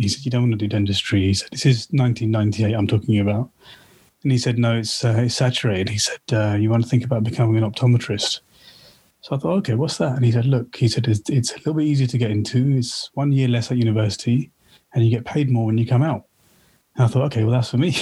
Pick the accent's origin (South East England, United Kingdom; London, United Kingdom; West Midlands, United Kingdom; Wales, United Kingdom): South East England, United Kingdom; Slough; also born or lived in Watford; I grew up in Slough